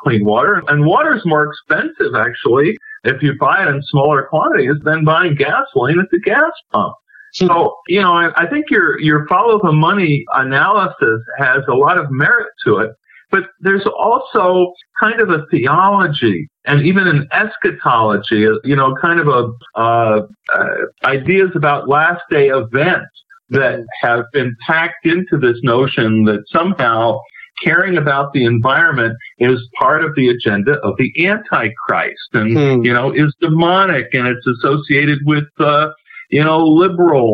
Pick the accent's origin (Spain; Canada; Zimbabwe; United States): United States; New York; now in Southern California, United States; I live in Southern California now. I grew up in New York